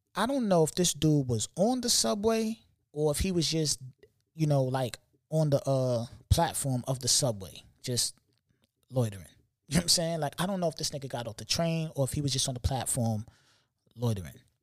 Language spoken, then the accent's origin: English; New York City, New York, United States; I'm from New York